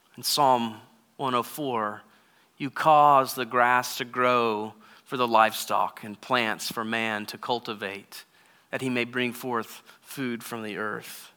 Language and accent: English; Texas, United States; moved away; I grew up in Texas